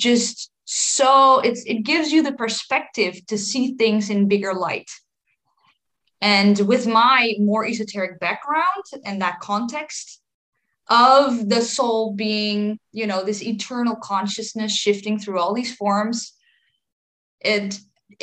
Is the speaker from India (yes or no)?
no; Netherlands; 31. I'm from the Netherlands